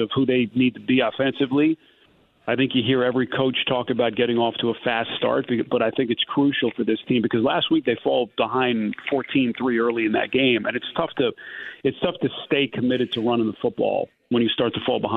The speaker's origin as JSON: {"language": "English", "region": "New York", "country": "United States", "tie": "born or raised there", "said": "I grew up in New York"}